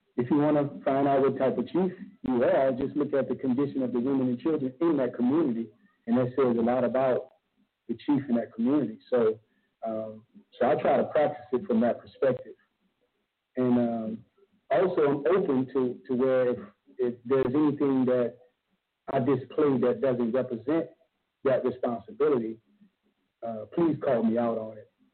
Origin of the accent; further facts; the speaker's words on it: New Orleans, Louisiana, United States; born and raised in New Orleans